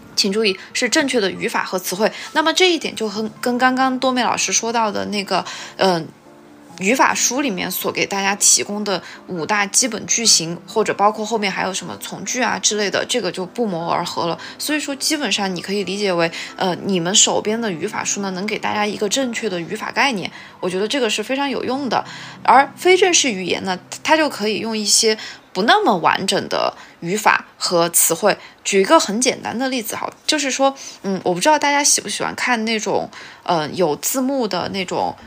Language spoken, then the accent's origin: Chinese; China; first language Chinese; 作为中国人来说，我们的母语